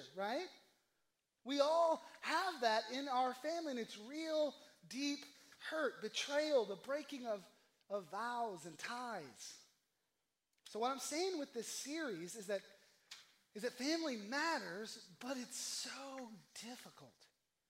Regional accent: the South, United States; I'm from the South

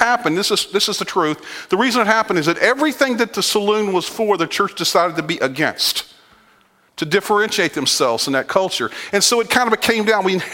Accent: Virginia, United States; moved away; I grew up on the East Coast in Virginia, and I grew up in a Southern Baptist background.

